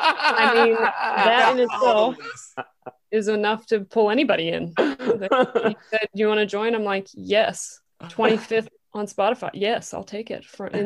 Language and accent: English; North Carolina, United States; now in Australia; I'm from North Carolina, for all the listeners, though. Ooh. I do not have an Aussie accent.